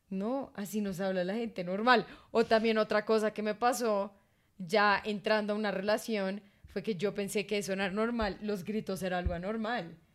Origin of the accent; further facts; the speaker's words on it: Caribbean Region, Colombia; Ese sería como mi única falla como costeña.